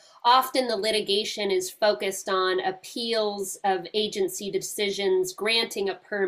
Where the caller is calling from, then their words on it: Seattle, Washington, United States; And I'm joining you from Seattle, Washington.